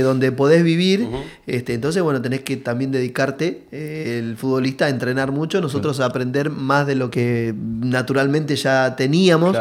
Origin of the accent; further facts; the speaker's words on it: Caraza, Buenos Aires Province, Argentina; salimos desde, la mayoría de, de Loma Zamora ahí, Villa eh, Villa Albertina, yo, sé, eh, de, de, Caraza, todo de la zona